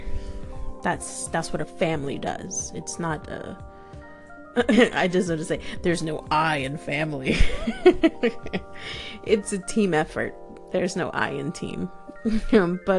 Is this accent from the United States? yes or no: yes; New York, United States; also born or lived in Florida; now in London, United Kingdom; I'm originally from New York, and I lived in Florida for many years, and then I ended up here in the UK. I'm in the outskirts of London